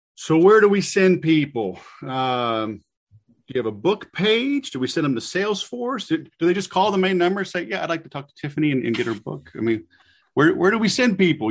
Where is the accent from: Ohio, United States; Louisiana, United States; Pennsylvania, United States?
Louisiana, United States; I'm from Louisiana.